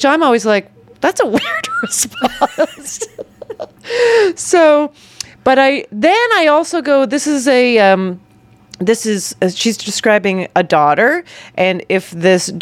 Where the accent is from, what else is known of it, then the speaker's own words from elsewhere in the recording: Canada; moved away; I grew up in Canada